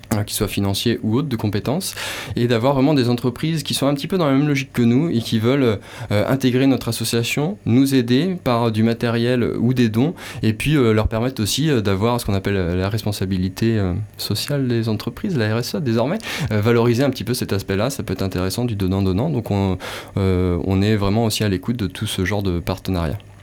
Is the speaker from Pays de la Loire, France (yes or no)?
yes; Nantes, Pays de la Loire, France; also born or lived in Landes; now in Capbreton, France; Je suis originaire de Nantes